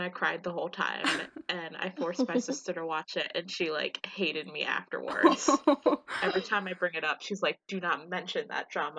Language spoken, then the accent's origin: English; United States; I am from the United States, which is also really fun right now, note the sarcasm, and I am 26.